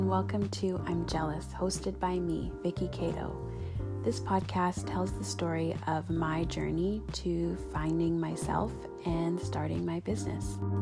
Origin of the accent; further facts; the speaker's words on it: Canada; I'm Canadian